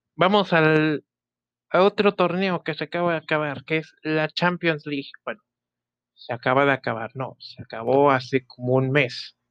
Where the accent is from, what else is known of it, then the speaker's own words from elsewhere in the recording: Mexico; orgullo mexicano